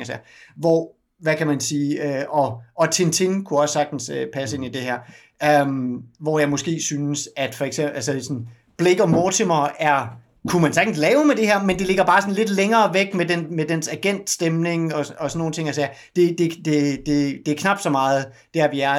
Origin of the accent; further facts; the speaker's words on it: Denmark; som dansker